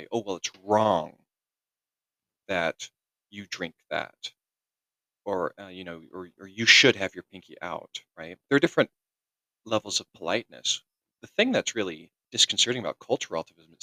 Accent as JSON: {"language": "English", "region": "California", "country": "United States", "said": "I'm an American. I'm from the Western United States, from California"}